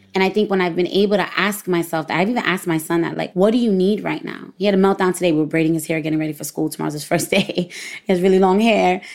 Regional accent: New York City, New York, United States; I'm from Brooklyn, I'm Puerto Rican, my parents speak Spanish

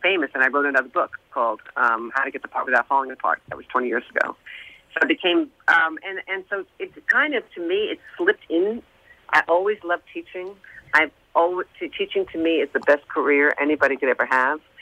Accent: New York, United States; I sang in New York, I'm from New York.

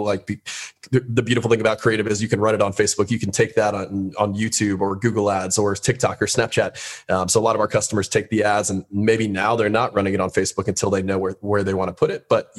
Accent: West Palm Beach, Florida, United States; West Palm Beach, Florida. So down, okay. Down south.

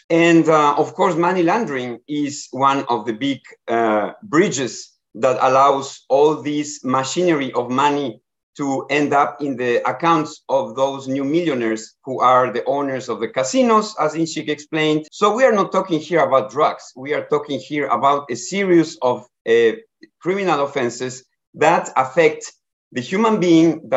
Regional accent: Ecuador; moved away as an adult; now in Bangkok, Thailand; I am from Ecuador, and I have been working many years in the areas of border governance and border management before in the Americas.

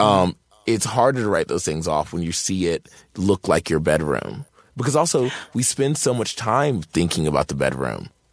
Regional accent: Martinsville, Virginia, United States; born or raised there; moved away

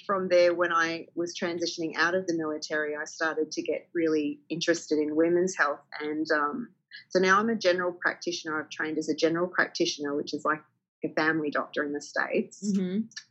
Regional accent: country Victoria, Australia; I grew up in country Victoria

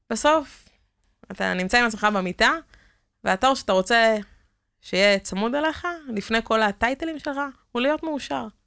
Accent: Kiryat Motzkin, Haifa District, Israel; also born or lived in Netanya; now in Givatayim, Israel; כילדה שגדלה במוצקין

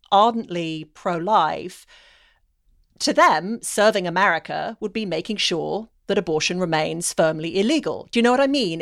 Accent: United Kingdom; now in United States

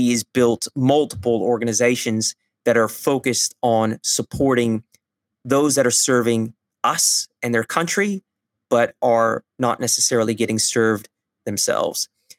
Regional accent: California, United States; now in Melbourne, Australia; I'm in Melbourne, Australia, but I'm from California

